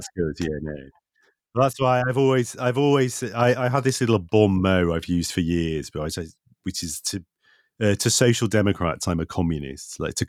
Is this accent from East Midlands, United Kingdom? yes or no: yes; Nottingham, East Midlands, United Kingdom; I'm from Nottingham and I'm a grumpy bastard.